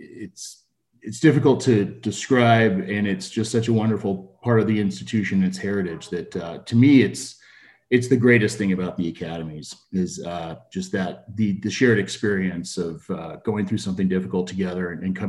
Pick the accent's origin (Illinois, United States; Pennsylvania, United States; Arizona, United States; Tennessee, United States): Arizona, United States; moved away as an adult; now in Montana, United States; I'm from Arizona. I moved up to Montana with my family about a year ago.